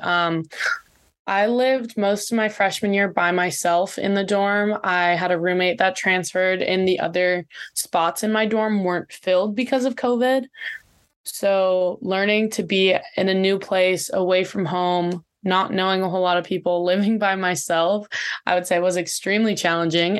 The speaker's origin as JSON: {"language": "English", "town": "Ventura", "region": "California", "country": "United States", "lives_now": "San Diego, United States", "said": "I'm from Ventura, so I'm very close to home still here"}